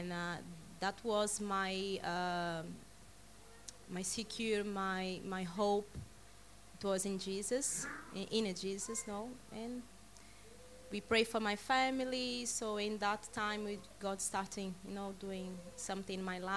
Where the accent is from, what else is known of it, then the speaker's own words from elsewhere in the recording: Belo Horizonte, Minas Gerais, Brazil; now in United Kingdom; I'm from Brazil. My church in Brazil is called Batista Church. Batista Getsemani in Belo Horizonte